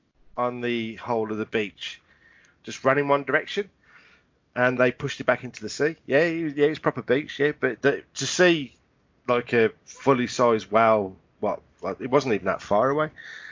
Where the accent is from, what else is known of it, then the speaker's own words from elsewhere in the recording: England, United Kingdom; I was in total shock and I'm English.